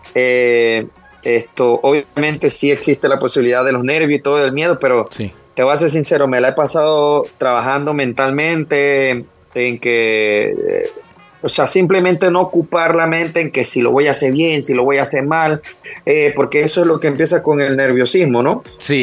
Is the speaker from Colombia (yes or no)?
no; Panama; somos los panameños